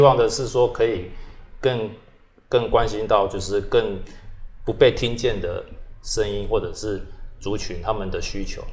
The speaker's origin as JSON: {"language": "Chinese", "region": "Kaohsiung", "country": "Taiwan", "tie": "born or raised there", "also_born_or_lived": "London, United Kingdom", "said": "因为我本身是在这里长大嘛"}